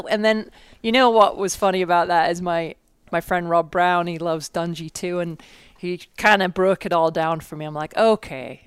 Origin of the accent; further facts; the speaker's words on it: England, United Kingdom; moved away as an adult; now in United States; I'm from England, and I came out when I was twenty-one in nineteen ninety-four.